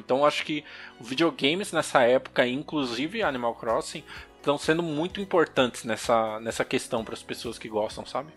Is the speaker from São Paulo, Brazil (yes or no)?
yes; São Paulo, Brazil; sou de São Paulo, capital.